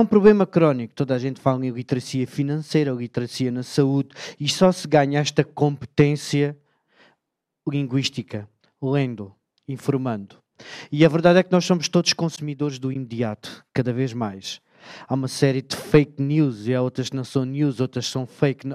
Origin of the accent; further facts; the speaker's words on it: Beja, Alentejo, Portugal; Eu sou do Alentejo, amigos. Beja é uma cidade moderna